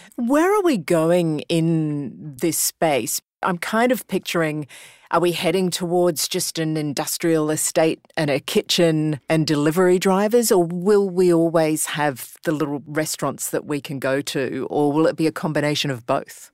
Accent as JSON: {"language": "English", "town": "Brisbane", "region": "Queensland", "country": "Australia", "said": "being from Brisbane"}